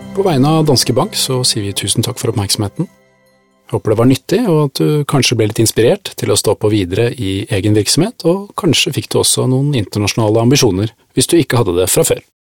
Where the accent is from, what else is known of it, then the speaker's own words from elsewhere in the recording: Norway; som nordmenn i utlandet